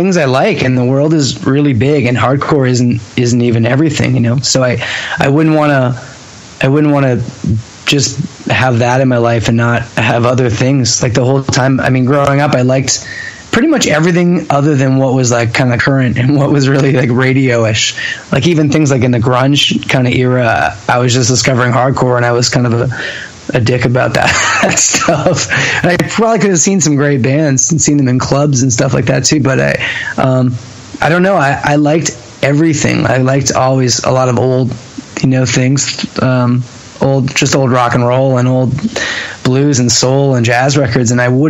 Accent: Ontario, Canada; And I drank and all those, which to me are pretty normal growing up in Ontario, teenager things.

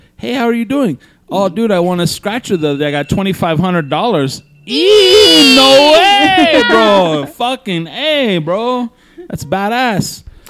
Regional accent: Albuquerque, New Mexico, United States; Burqueños that we are.

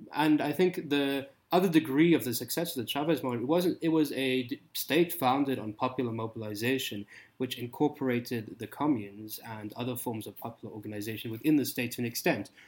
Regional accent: South Africa; accent: South African; moved away; I grew up in South Africa

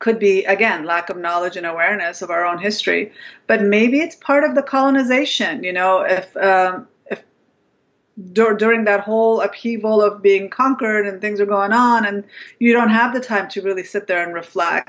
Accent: Afghanistan; I'm from Afghanistan

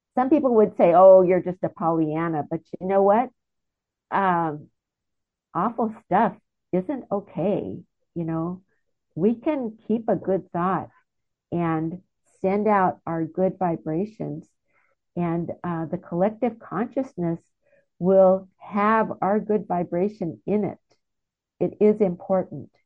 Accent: United States; I'm an American

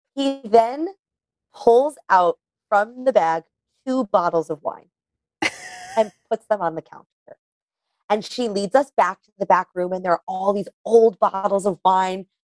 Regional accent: New York, United States; I grew up in New York

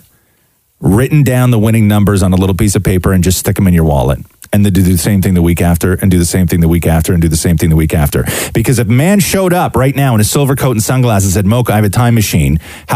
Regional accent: Acton, Ontario, Canada; when I was growing up in Acton

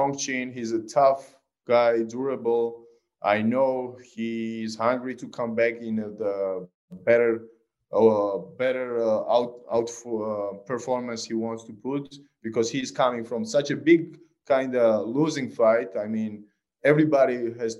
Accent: Georgia; I'm a missionary from Georgia

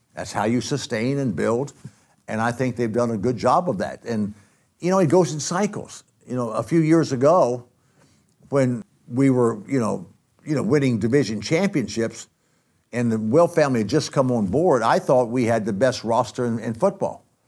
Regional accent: Athens, Georgia, United States; I grew up in Athens, Georgia

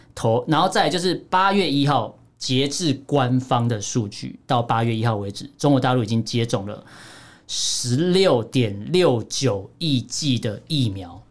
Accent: Taiwan; 我们台湾这边

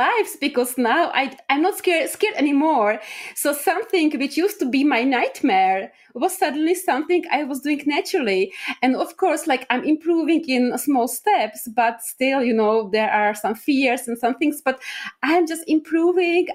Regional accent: Czechia; I'm from Czech Republic

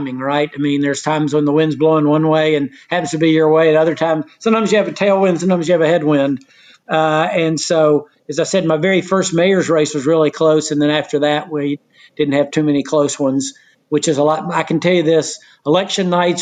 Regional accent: Knoxville, Tennessee, United States; I'm from Knoxville, Tennessee.

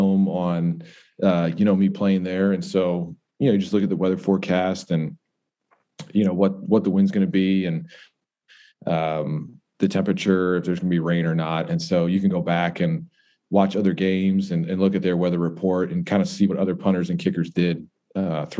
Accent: Buffalo, New York, United States; moved away; growing up in Buffalo, New York.

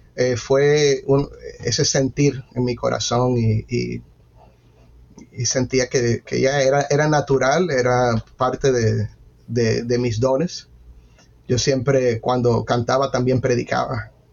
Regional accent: Miami, Florida, United States; yo crecí en ese ambiente, en una iglesia bautista eh, en Miami, eh, nací en Miami

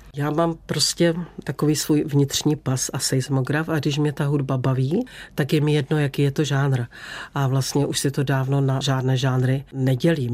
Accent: Beskids, Czechia; jak jsem jako dítě v Beskydech ráda sedávala na jedné borovici a tam jsem si vždycky snila

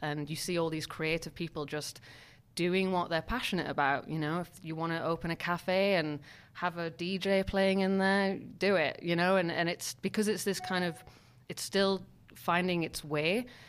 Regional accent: Newcastle-under-Lyme, West Midlands, United Kingdom; now in Berlin, Germany; In a place called Newcastle, which is north of Birmingham.

